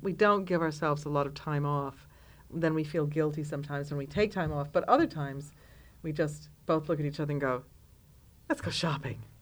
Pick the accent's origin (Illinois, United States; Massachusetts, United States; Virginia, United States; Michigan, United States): Michigan, United States; Detroit; now in London, United Kingdom; growing up in Detroit